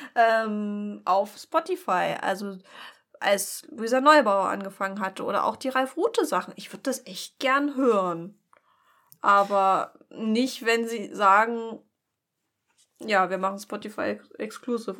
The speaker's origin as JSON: {"language": "German", "town": "Pulsnitz", "region": "Saxony", "country": "Germany", "said": "von Pulsnitz wo ich herkomme."}